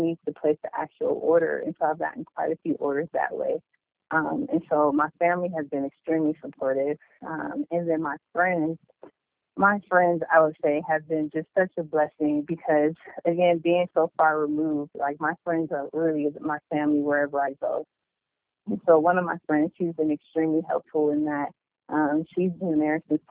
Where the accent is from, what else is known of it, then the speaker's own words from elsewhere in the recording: Cleveland, Ohio, United States; moved away as an adult; now in San Diego, United States; I'm from Cleveland, Ohio, and I'm currently stationed in San Diego, California